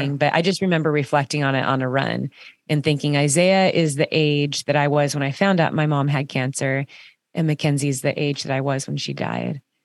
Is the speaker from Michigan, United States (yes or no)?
no; Orange County, California, United States; my kids are growing up in Orange County, California, and, um, and I did too